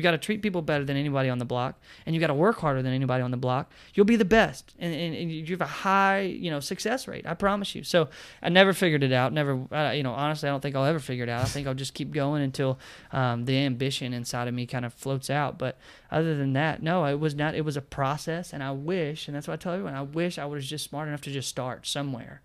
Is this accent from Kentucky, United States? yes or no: yes; Bowling Green, Kentucky, United States; also born or lived in Florida / Nashville; born and raised in Bowling Green, Kentucky